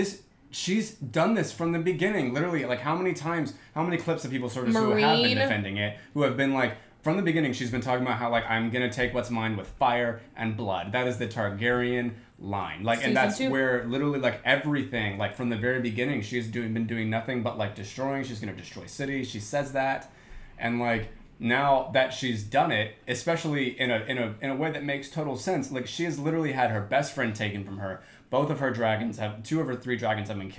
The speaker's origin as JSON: {"language": "English", "region": "Florida panhandle", "country": "United States", "moved": "yes", "lives_now": "Atlanta, United States", "said": "I'm basically from Southern Alabama and Florida because, like, that's what the panhandle is"}